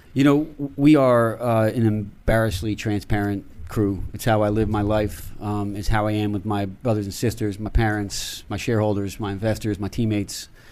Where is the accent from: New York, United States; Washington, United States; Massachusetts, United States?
New York, United States; Newburgh; I grew up in Newburgh, New York, which is in the Hudson Valley